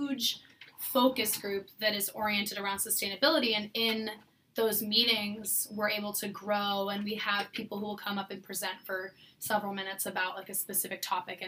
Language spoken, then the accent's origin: English; California, United States; moved away as an adult; I grew up in California with a garden and a mini orchard